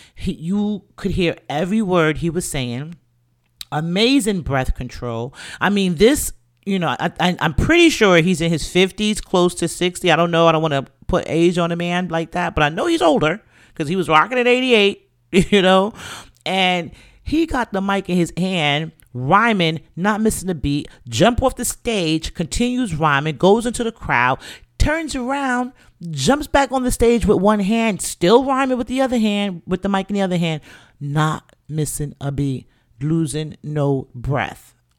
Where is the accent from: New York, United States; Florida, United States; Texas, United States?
New York, United States; New York City; I'm from the Bronx. Grew up, born and raised